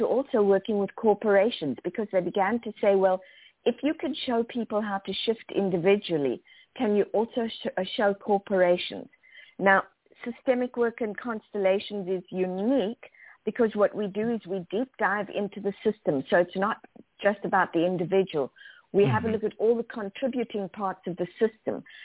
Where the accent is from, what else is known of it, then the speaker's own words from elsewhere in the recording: South Africa; moved away; also born or lived in Zimbabwe / Zambia; As a kid, I grew up in South Africa, also lived in Zimbabwe and Zambia